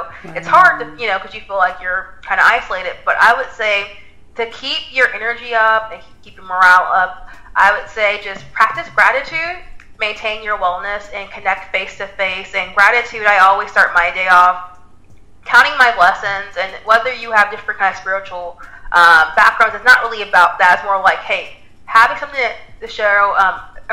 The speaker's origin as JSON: {"language": "English", "area": "the Bay Area", "region": "California", "country": "United States", "said": "I was the only one working out of California. I'm from the Bay Area."}